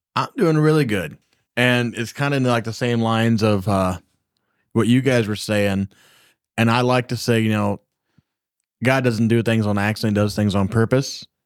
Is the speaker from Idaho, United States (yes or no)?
no; Michigan, United States; we came from Michigan